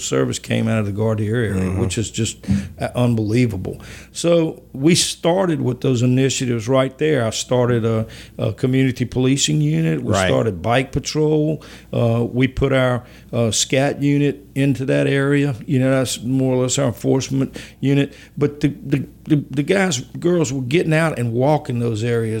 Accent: Baker, Louisiana, United States; also born or lived in Baton Rouge, Louisiana; we moved to Baker when I was in the fourth grade, and Baker was my home. I graduated from high school there

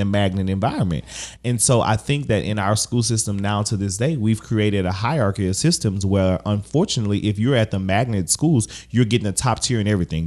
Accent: Baton Rouge, Louisiana, United States; what I've seen in Baton Rouge, growing up in Baton Rouge

